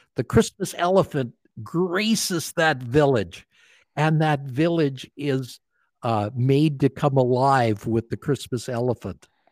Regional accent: Calgary, Alberta, Canada; I grew up in Calgary, Alberta, Canada

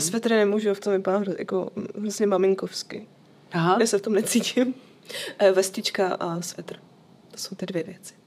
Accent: Bohemia, Czechia; u nás v Čechách

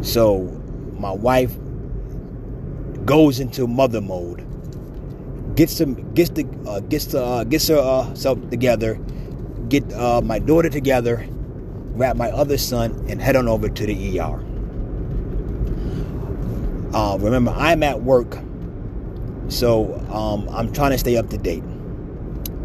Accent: New York, United States; now in Pennsylvania, United States; I'm a Giants fan because I'm from New York

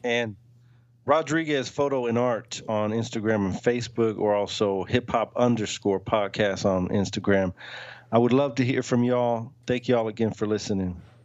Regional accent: the South, United States; we're from the South

